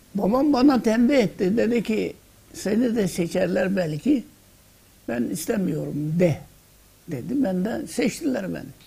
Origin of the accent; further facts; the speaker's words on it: Fethiye, Muğla, Turkey; Bendeniz Fethiye'nin Doğanla yani Muğla vilayeti Fethiye'nin Doğanlar köyünde doğdum.